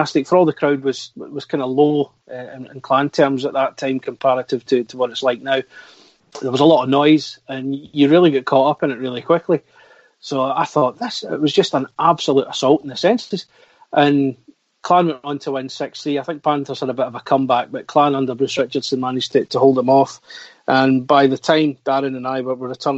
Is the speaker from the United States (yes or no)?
no; East Kilbride, Scotland, United Kingdom; I was manager of a video shop in my hometown of East Kilbride.